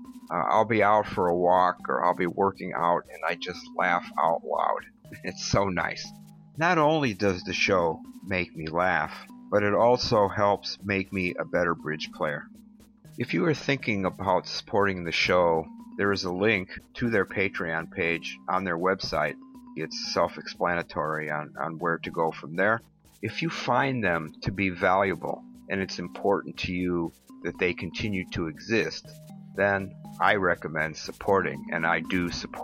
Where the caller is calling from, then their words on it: Chicago, Illinois, United States; from the Chicago area